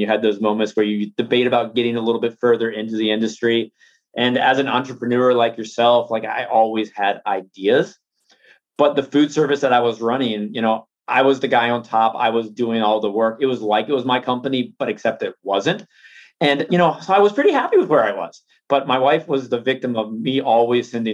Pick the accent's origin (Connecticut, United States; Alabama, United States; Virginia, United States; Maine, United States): Virginia, United States; Norfolk; I'm from Norfolk, Virginia, born and raised.